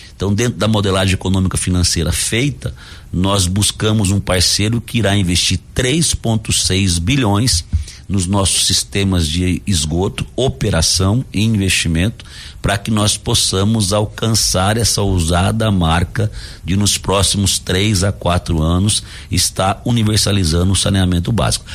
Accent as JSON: {"language": "Portuguese", "town": "Dourados", "region": "Mato Grosso do Sul", "country": "Brazil", "said": "sou de Dourados"}